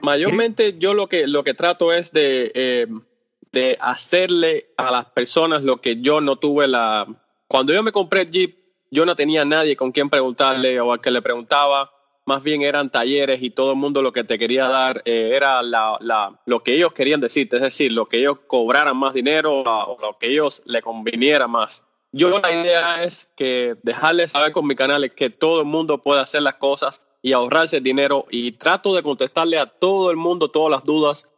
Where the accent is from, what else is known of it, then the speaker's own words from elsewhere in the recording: Cuba; first language Spanish; el español es mi, idioma eh, principal, porque yo soy cubano.